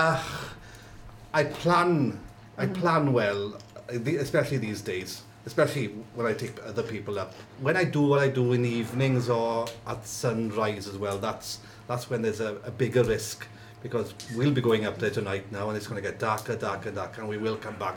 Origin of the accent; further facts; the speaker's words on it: Tregaron, Wales, United Kingdom; I'm from Tregaron and I live and work in the Cambrian Mountains of Wales.